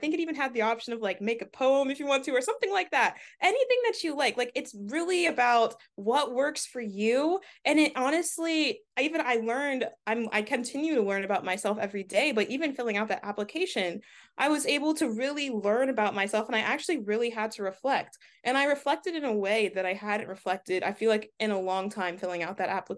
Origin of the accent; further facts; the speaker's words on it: Delaware, United States; for the longest time growing up in Delaware, it's a predominantly white state